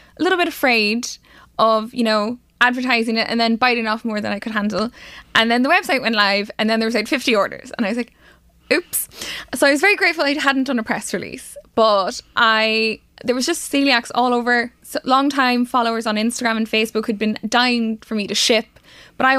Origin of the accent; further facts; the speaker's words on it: Carrickmacross, Ulster, Ireland; my hometown in Carrickmacross in Monaghan